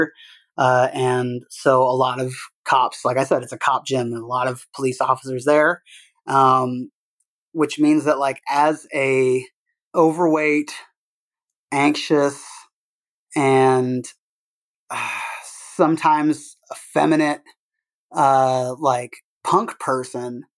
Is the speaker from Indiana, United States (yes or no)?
yes; Bloomington, Indiana, United States; moved away as an adult; also born or lived in Dayton, Ohio / Czech Republic; I lived in Indiana until I turned 18. So I grew up in Bloomington, outside of Bloomington, Indiana